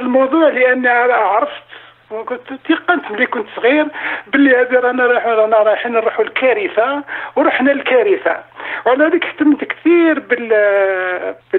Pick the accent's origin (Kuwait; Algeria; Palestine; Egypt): Algeria; moved away as an adult; now in France; جيت انا من الجزائر عملت كل الدراسه تاعي في الجزائر وفرنسا